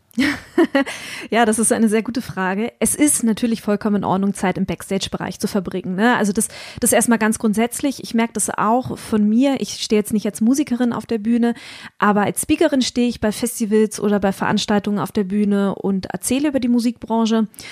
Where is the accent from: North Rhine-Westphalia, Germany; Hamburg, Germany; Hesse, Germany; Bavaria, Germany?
Hamburg, Germany; für mich als Hamburgerin